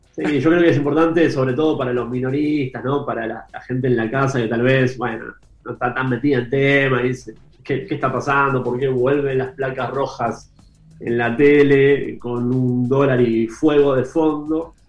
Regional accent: Argentina

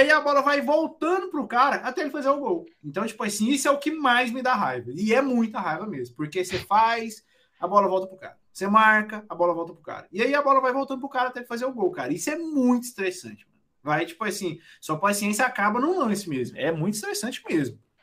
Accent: Goiás, Brazil; eu nunca saí nem de Goiás

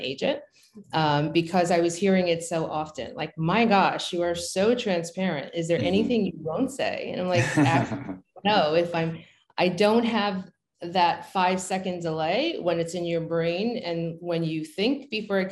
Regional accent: New York City, New York, United States; moved away as an adult; also born or lived in New Jersey; now in Pennsylvania, United States; growing up in Brooklyn

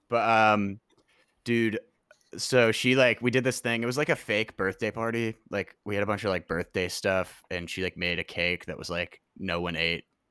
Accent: New Orleans, Louisiana, United States; also born or lived in Oxford, Mississippi / Memphis; now in Nashville, United States; I was born in Oxford, Mississippi, grew up in New Orleans.

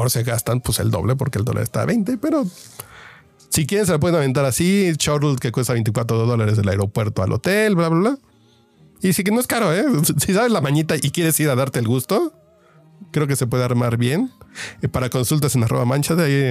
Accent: Mexico City, Mexico; Yo soy chilango

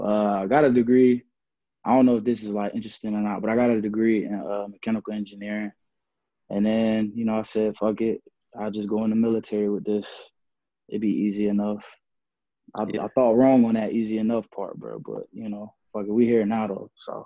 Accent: Jacksonville, North Carolina, United States; moved away; also born or lived in Greensboro, North Carolina; All right, so I'm from Jacksonville, North Carolina. I always got to say North Carolina because everybody assumes Florida. But no, Jacksonville, North Carolina.

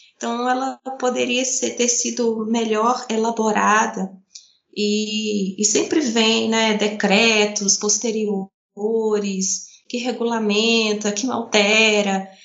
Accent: Paracatu, Minas Gerais, Brazil; da minha cidade natal, de Paracatu, em Minas Gerais

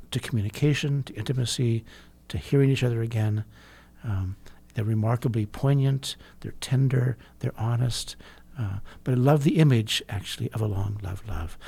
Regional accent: California, United States; I grew up in California

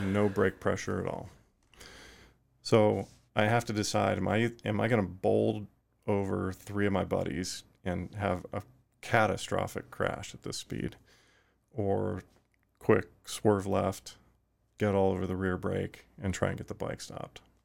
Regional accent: Fort Worth, Texas, United States; also born or lived in Effingham, Illinois; eventually early in life, moved to Fort Worth, Texas, and that's where I spent my, my time growing up

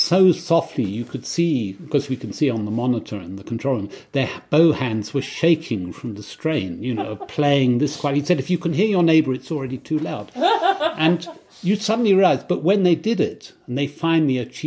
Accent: Kent, South East England, United Kingdom; I grew up in Kent.

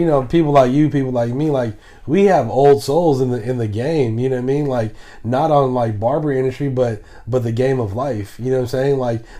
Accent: the Bay Area, California, United States; we grew up in the Bay where it's super diverse.

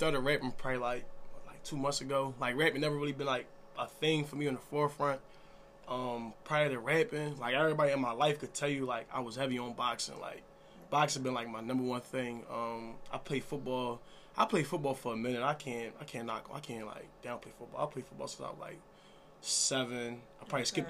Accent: Philadelphia, Pennsylvania, United States; growing up in my neighborhood, Allegheny

